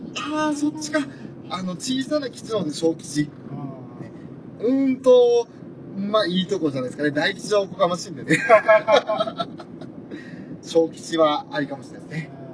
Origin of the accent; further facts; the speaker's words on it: Hokkaido, Japan; accent: Hokkaido accent; 北海道訛りというかむしろ個人的な訛り